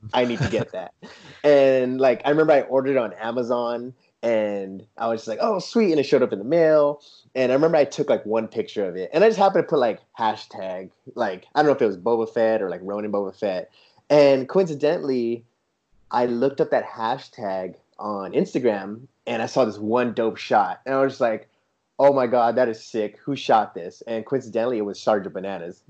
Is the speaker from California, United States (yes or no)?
yes; San Diego, California, United States; moved away as an adult; also born or lived in Arizona / Seattle; now in Germany; I grew up in San Diego, California